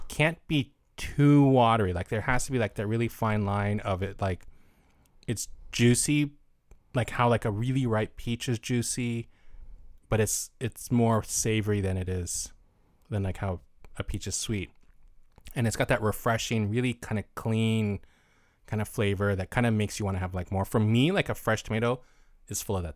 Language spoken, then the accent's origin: English; United States